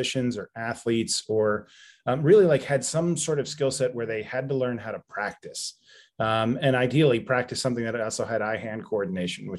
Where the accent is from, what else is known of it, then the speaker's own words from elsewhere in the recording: Philadelphia, Pennsylvania, United States; moved away as an adult; now in Georgia, United States; I was born and grew up in Philadelphia in a suburb just outside the Northeast.